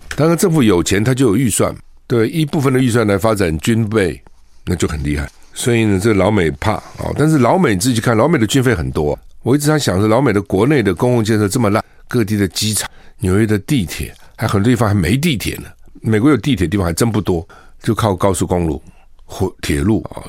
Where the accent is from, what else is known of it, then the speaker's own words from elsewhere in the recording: Taiwan; also born or lived in South Carolina; 我们台湾人